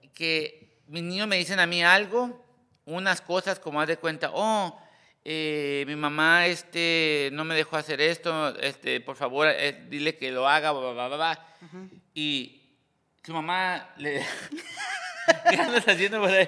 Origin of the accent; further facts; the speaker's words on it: Hacienda Heights, California, United States; yo vine de Hacienda High